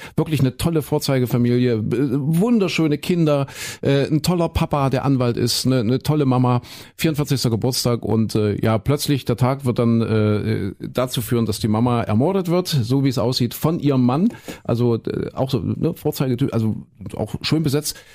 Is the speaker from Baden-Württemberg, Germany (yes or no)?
no; Köthen, Saxony-Anhalt, Germany; moved away; also born or lived in Leipzig; nach Köthen, wo ich herkomme, Sachsen.